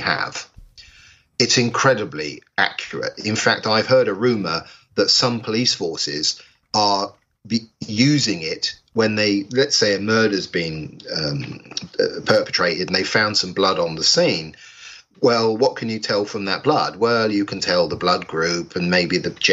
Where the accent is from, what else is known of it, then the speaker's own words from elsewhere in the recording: England, United Kingdom; here in England, I'm English